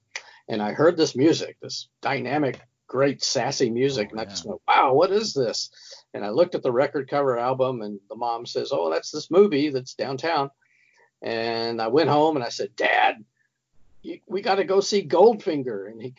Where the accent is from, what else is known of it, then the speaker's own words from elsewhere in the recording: West Texas, United States; I was a child of the 1950s and 60s. I grew up in West Texas and in a small town.